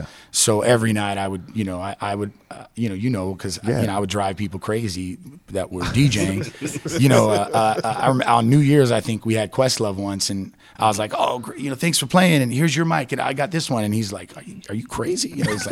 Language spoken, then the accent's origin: English; Salt Lake City, Utah, United States; also born or lived in Greece; You know, I was born in Salt Lake City, Utah